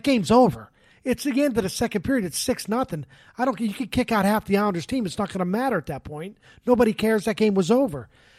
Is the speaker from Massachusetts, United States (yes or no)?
yes; Boston, Massachusetts, United States; I'm from Boston. Go back to Boston.